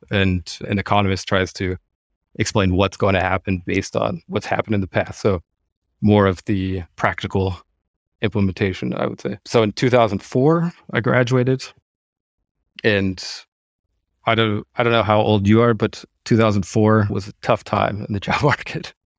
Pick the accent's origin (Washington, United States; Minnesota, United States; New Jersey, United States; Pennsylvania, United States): Washington, United States; Seattle; moved away as an adult; now in Germany; born and raised in Seattle, don't have any German roots or anything, spent my whole life in Seattle